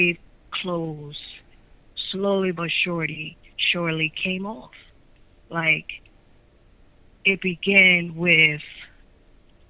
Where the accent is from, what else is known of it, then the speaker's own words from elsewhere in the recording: Sicklerville, New Jersey, United States; also born or lived in Atlantic City, New Jersey; I was born and raised in Atlantic City. I grew up in Sicklerville. I am now in Atlantic City